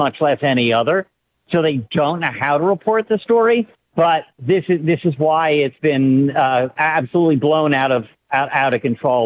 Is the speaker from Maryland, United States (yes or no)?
yes; Baltimore, Maryland, United States; I'm a Jew from Baltimore